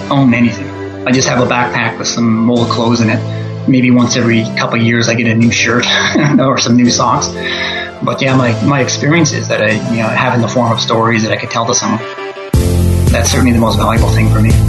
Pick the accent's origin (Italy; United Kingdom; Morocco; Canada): Canada; also born or lived in all over Canada; Well, I'm from Canada originally, but from all over Canada, since I was always traveling around when I was younger.